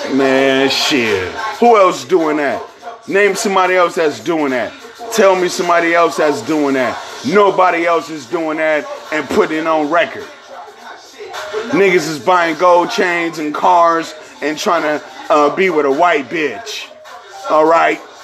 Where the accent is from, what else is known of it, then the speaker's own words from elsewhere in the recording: San Francisco, California, United States; where I am from San Francisco, California